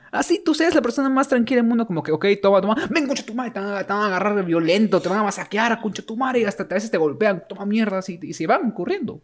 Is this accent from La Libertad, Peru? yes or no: yes; Trujillo, La Libertad, Peru; nosotros que nacimos en Latinoamérica, en Perú y encima en Trujillo